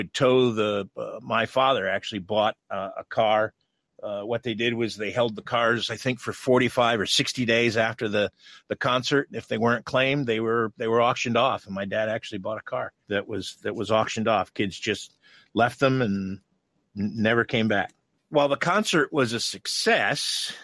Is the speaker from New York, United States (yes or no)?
yes; Watkins Glen, New York, United States; Watkins Glen, which is my hometown